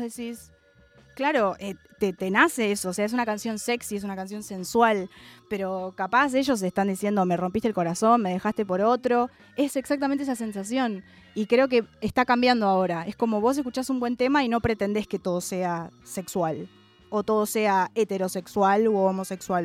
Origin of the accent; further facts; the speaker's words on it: Argentina; Y yo soy afroargentina